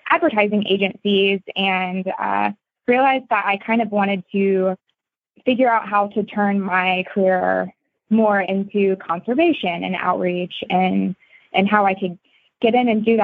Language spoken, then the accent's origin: English; Georgia, United States; moved away as an adult; now in Iowa, United States; so I am actually from Georgia.